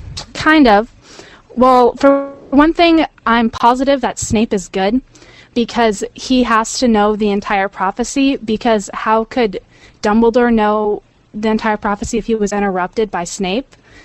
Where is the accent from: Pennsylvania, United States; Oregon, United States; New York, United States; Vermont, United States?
Oregon, United States; Hi, I'm from Oregon, USA.